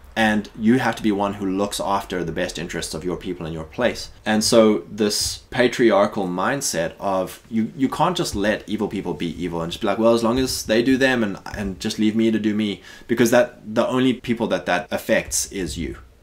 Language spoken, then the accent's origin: English; South Africa; moved away as an adult; now in United States; growing up in South Africa